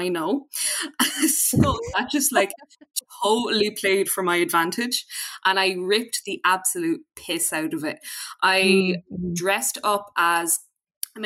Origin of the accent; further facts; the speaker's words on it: Mayo, Connacht, Ireland; I'm from Mayo